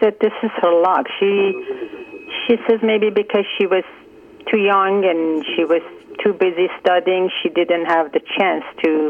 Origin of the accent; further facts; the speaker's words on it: Iran; moved away as an adult; now in Canada; We grew up back home